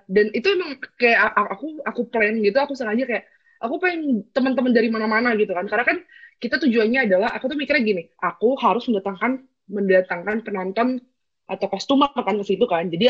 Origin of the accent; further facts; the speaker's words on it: Bogor, West Java, Indonesia; aku kan bukan dari Jogja ya aku aku dari Bogor